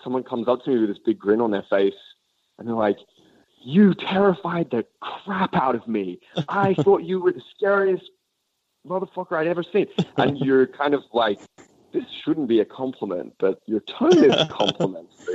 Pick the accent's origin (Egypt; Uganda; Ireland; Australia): Australia; moved away as an adult; I'm this kid from the suburbs of Australia